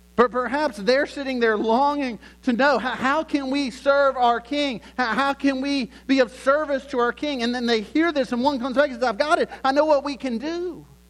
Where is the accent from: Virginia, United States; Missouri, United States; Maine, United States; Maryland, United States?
Virginia, United States; Lynchburg; I grew up in Lynchburg, Virginia